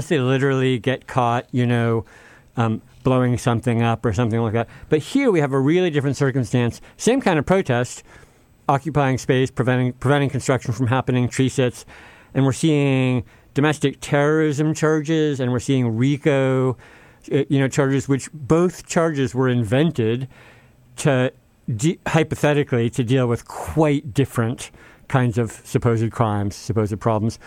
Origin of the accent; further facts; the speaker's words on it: Bay Area, California, United States; I'm from the Bay Area